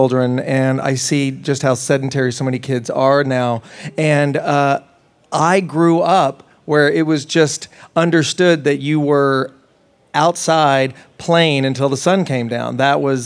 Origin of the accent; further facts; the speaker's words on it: Tennessee, United States; also born or lived in Las Vegas, Nevada; I was raised in Tennessee